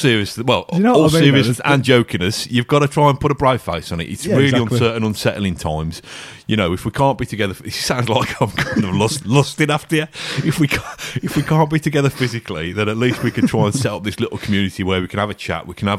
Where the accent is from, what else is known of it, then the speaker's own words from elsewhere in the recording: Rowley Regis, West Midlands, United Kingdom; You know, I'm from Rowley Regis. Sorry for bad naming, you know, people of Rowley Regis.